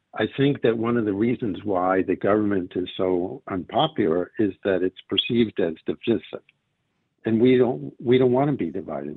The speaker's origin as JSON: {"language": "English", "country": "United States", "tie": "born or raised there", "moved": "yes", "lives_now": "Israel", "said": "I grew up in America"}